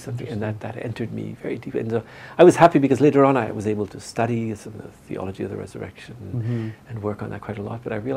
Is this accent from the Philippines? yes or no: no; Northern Ontario, Canada; moved away as an adult; now in Taizé, France; I'm from Northern Ontario